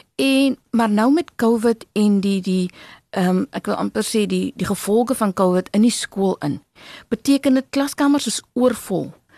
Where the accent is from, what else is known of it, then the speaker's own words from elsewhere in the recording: Walvis Bay, Erongo, Namibia; now in Stellenbosch, South Africa; My hart sal altyd in Namibia bly. Altyd in Walvis Bay bly. Ehm um, in Narwal, my my om my ehm um, woonbuurt waar ek vandaan kom